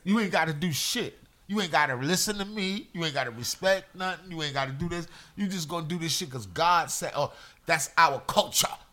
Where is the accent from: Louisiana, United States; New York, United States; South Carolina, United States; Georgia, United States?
New York, United States; New York City; I'm from Brooklyn. I I grew up out in the streets.